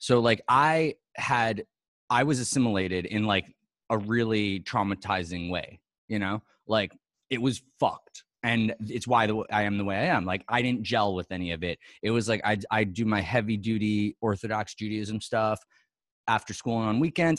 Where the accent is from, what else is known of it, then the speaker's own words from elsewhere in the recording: New York City, New York, United States; I was born on Union Square and, I went to like, you know, the school with, like, I went to school with Dustin Hoffman's kids.